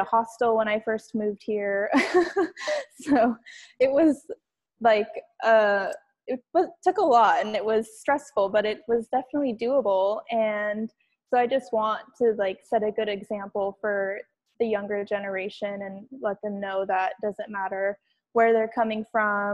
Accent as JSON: {"language": "English", "region": "Washington", "country": "United States", "moved": "as an adult", "lives_now": "New York City, United States", "said": "I'm originally from Washington State"}